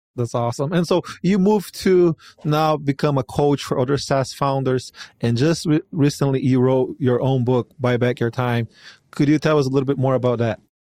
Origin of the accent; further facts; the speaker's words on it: Brazil; now in United States; here in the United States, I'm not from here. I'm from Brazil